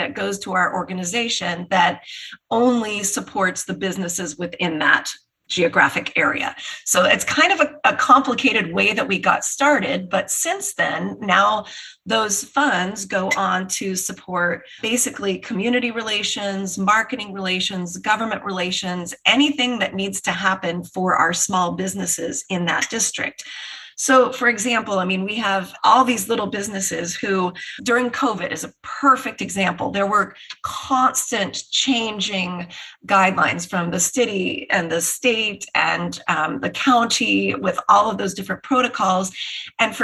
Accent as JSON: {"language": "English", "region": "Colorado", "country": "United States", "also_born_or_lived": "Richmond, Virginia / London", "moved": "as an adult", "lives_now": "Manhattan Beach, United States", "said": "I'm originally from Colorado"}